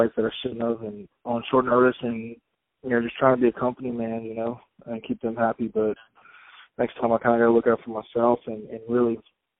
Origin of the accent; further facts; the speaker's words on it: Biloxi, Mississippi, United States; I'm from Biloxi